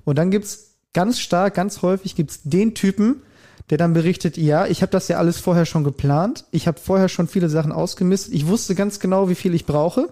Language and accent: German; Germany; bei uns in Deutschland